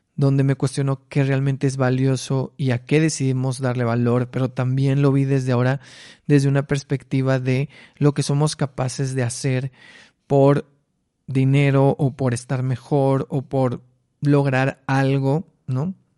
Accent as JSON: {"language": "Spanish", "town": "Mexicali", "region": "Baja California", "country": "Mexico", "tie": "born or raised there", "said": "las fotos de mi niñez con mis hermanos en Mexicali."}